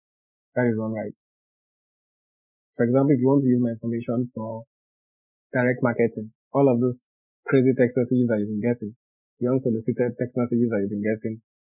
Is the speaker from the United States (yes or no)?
no; Nigeria; English is a second language; I'm Nigerian, but I fall under the scope of GDPR.